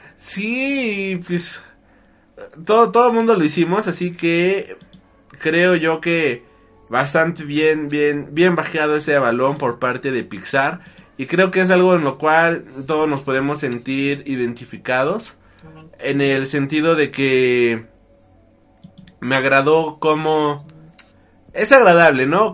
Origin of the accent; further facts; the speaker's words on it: Mexico; Somos de México